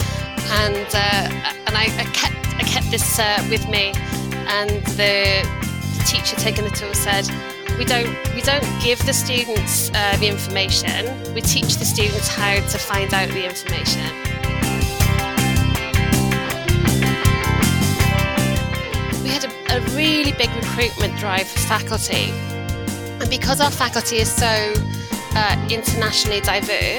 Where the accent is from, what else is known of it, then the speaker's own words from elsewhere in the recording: South Wales, United Kingdom; moved away as an adult; now in United Arab Emirates; I grew up in South Wales in the UK